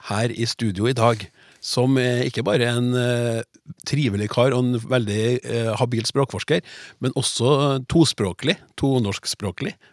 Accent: Trøndelag, Norway; Jeg er trønder, riktignok ikke fintrønder fra Trondheim i byen, men læll.

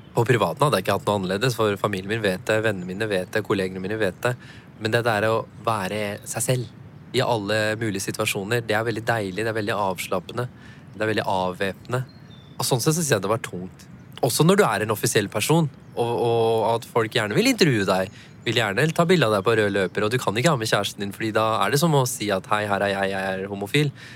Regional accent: Norway; Jeg har jo pakistanske foreldre. Jeg er jo født og oppvokst i Norge

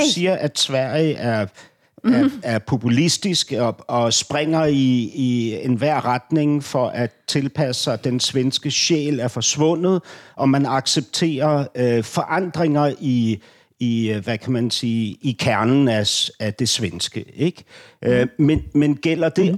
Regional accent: Denmark; jeg er som danskerne er flest

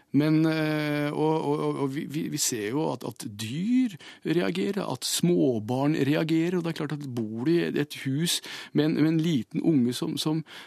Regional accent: Hamar, Innlandet, Norway; jeg er fra Hamar

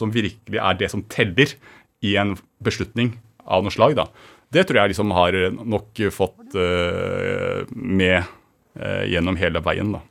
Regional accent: Kongsvinger, Innlandet, Norway; Født og oppvokst på Kongsvinger

